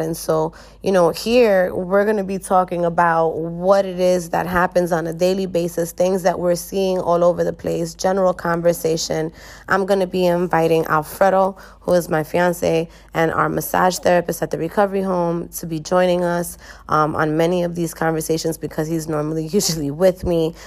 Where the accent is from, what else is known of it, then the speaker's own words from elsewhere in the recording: United States; moved away as an adult; now in Dominican Republic; I am a person from the United States